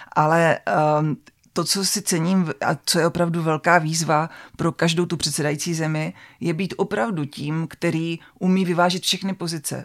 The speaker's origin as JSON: {"language": "Czech", "country": "Czechia", "said": "jak to jako Češi zvládáme a jak si nás bude Evropa jako Čechy pamatovat"}